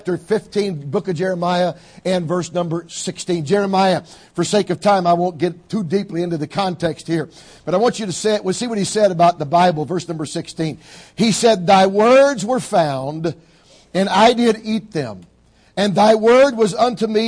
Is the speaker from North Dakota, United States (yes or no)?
no; Georgia, United States; I grew up in Georgia, down south, where when I grew up, we all had gardens